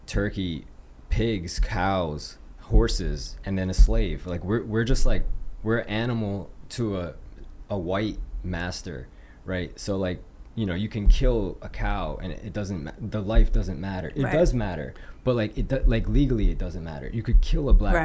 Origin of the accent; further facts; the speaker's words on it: New York City, New York, United States; also born or lived in Guyana / Kentucky; I was born in New York City